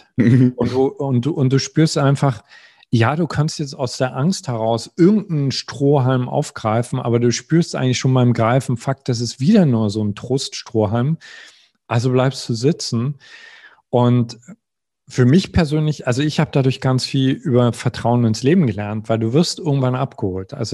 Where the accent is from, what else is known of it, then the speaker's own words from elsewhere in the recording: East Germany, Germany; Also ich, ich komme aus dem Osten, die äh, es war äh, die Wendezeit.